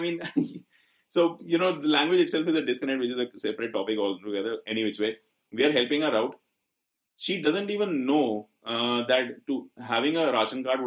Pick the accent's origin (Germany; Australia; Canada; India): India; we are privileged Indian males